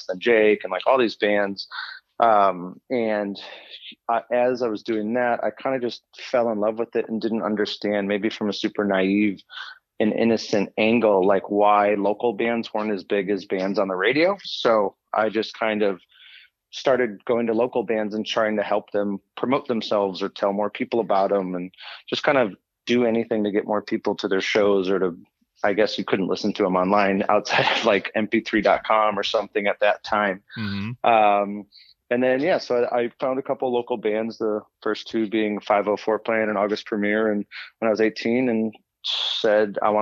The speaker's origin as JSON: {"language": "English", "town": "Des Plaines", "region": "Illinois", "country": "United States", "tie": "born or raised there", "said": "grew up in Des Plaines."}